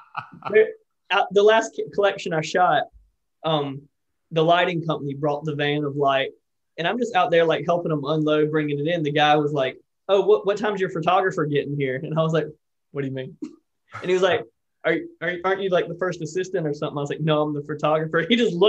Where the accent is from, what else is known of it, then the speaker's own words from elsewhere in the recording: United States; now in London, United Kingdom; I'm American